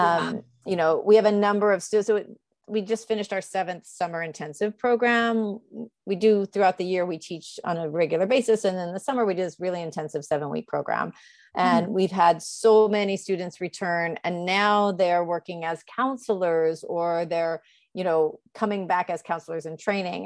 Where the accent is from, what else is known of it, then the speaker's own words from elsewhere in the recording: United States; now in New York City, United States; I'm American